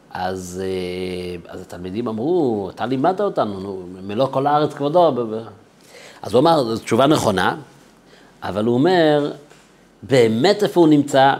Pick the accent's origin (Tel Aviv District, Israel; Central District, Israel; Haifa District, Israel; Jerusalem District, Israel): Jerusalem District, Israel; Jerusalem; גדלתי בירושלים, בבית חרדי